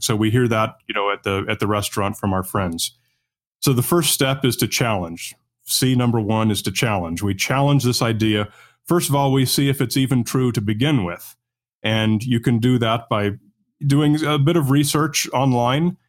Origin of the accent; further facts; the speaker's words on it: Newport Beach, California, United States; where I grew up was on the beach in the, uh, Newport Beach area, Southern California